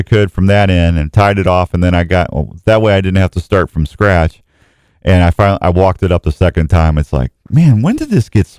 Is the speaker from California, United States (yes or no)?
no; Missouri, United States; moved away; I'm from Missouri